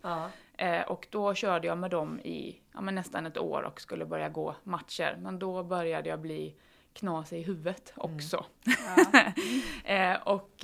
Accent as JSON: {"language": "Swedish", "town": "Falkenberg", "region": "Halland County", "country": "Sweden", "tie": "born or raised there", "moved": "yes", "said": "jag är från början, eller från allra första början hästtjej som liksom räddade myror på grusvägen hemma i Falkenberg"}